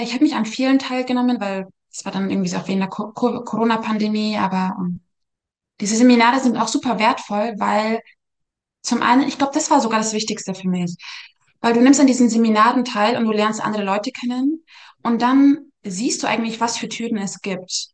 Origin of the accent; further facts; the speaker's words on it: Munich, Bavaria, Germany; now in United States; ich komme aus München